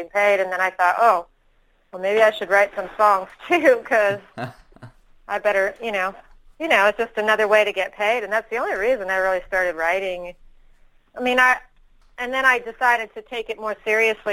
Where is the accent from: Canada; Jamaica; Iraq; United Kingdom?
Canada; Ottawa, Ontario; moved away as an adult; also born or lived in Austin, Texas; I am from Ottawa. I went out to Texas when I was 21.